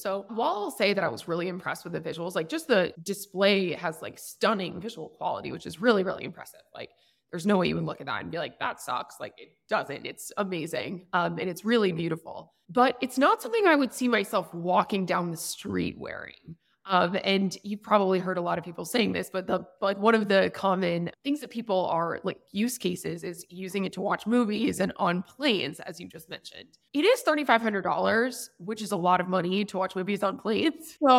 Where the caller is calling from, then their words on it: Mexico City, Mexico; I am calling in from Vayner, Mexico. We just moved into a beautiful new office in Mexico City. So that is where I am.